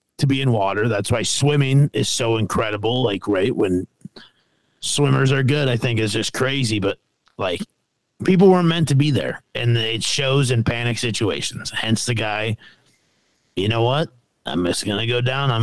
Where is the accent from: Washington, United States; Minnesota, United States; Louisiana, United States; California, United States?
Minnesota, United States; now in Arizona, United States; I live in Arizona, and I'm from Minnesota